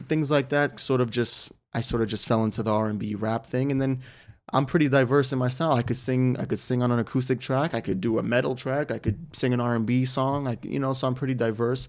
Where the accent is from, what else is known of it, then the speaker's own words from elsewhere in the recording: United States; as an American fighter